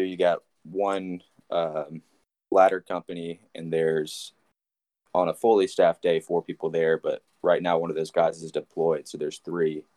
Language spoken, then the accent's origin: English; Nashville, Tennessee, United States; born and raised in Nashville